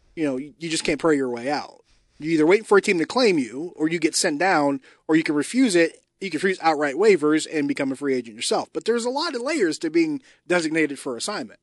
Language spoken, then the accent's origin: English; Pittsburgh, Pennsylvania, United States; moved away as an adult; also born or lived in Northwest Arkansas; The first thirty years of my life, I lived in Pittsburgh.